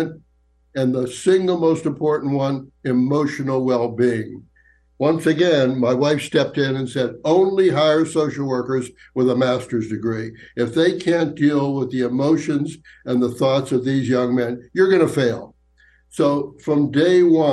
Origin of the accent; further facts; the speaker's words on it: Johnstown, Pennsylvania, United States; moved away as an adult; also born or lived in New York City; I'm from Johnstown, Pennsylvania originally.